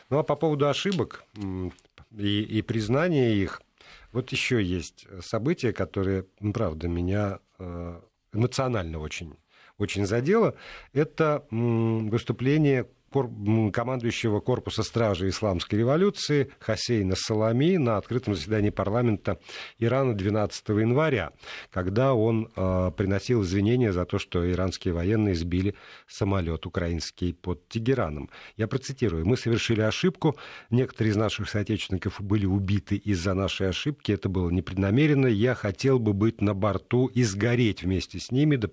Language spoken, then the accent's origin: Russian; Minsk, Belarus; А, я из Минска, у нас это отмечают официально тоже.